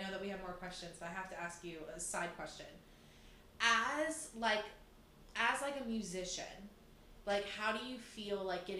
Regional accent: United States; I stuck out so hard as an American.

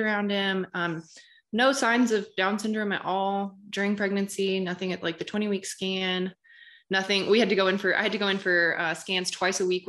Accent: Arkansas, United States; moved away as an adult; also born or lived in Kansas City / Indianapolis / Denver / Polson, Montana; I actually grew up in Arkansas. I'm from Arkansas originally. I lived there through college

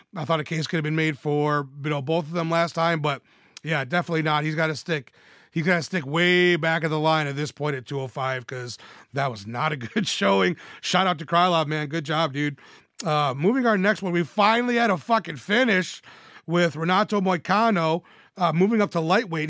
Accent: Michigan, United States; my home state of Michigan

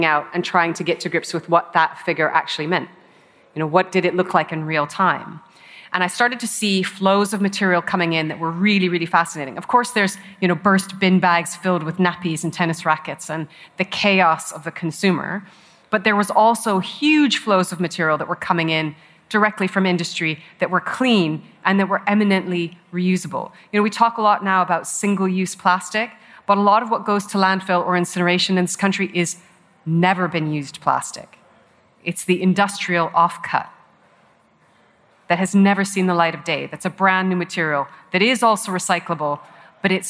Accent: Canada; also born or lived in Hong Kong; now in United Kingdom; I grew up in Canada and I was camping every weekend in the Rocky Mountains

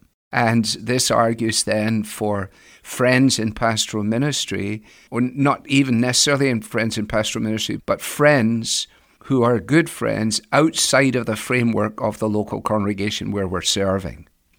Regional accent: Scotland, United Kingdom; moved away as an adult; now in United States; especially when I was here from Scotland in the 80s at the beginning

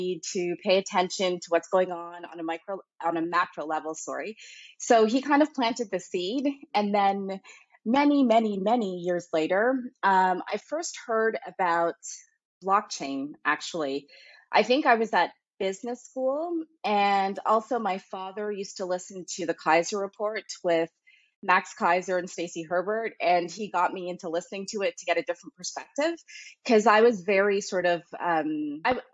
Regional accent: Scarborough, Ontario, Canada; moved away as an adult; now in Geneva, Switzerland; I'm from Scarborough, Ontario, Canada, and currently reside in Geneva, Switzerland.

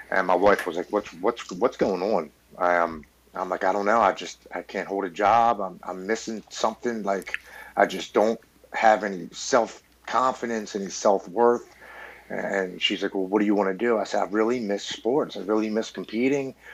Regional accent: Baltimore, Maryland, United States; I'm born and raised in Baltimore, Maryland

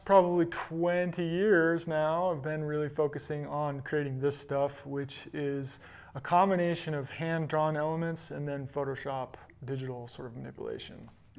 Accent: Tahoe, United States; also born or lived in Boulder; growing up in Tahoe, living in Boulder, traveling to amazing places

